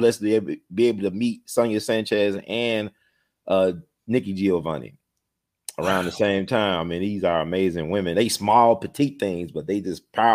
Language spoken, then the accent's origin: English; Memphis, Tennessee, United States; also born or lived in Knoxville, Tennessee; I grew up in Memphis. I was born in Knoxville.